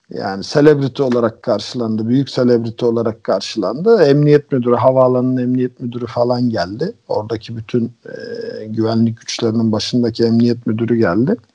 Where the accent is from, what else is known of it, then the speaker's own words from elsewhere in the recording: Bulgaria; Bulgarca konusunda da e, Bulgaristan'da doğdum büyüdüm.